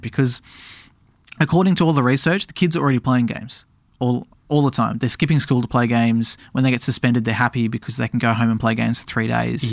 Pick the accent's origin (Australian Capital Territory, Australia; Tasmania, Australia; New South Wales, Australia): Tasmania, Australia; now in Melbourne, Australia; I grew up in Tasmania